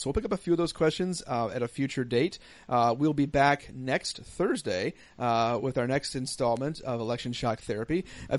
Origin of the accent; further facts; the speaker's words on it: United States; as American Christians